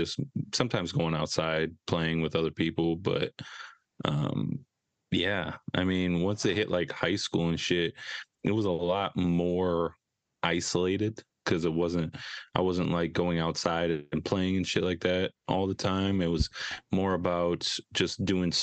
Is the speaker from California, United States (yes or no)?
no; Edina, Minnesota, United States; I grew up in the Edina suburb, Minnesota